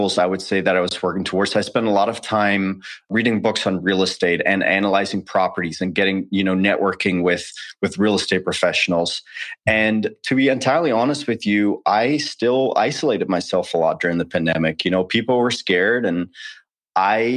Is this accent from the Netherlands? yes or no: yes; Netherlands; moved away as an adult; also born or lived in United States; born and raised in the Netherlands, lived there for 20 years until I enlisted